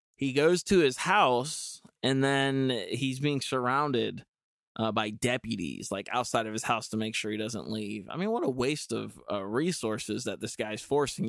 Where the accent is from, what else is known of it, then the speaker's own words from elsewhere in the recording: Dudley, North Carolina, United States; I grew up in Goldsboro, um, actually technically Dudley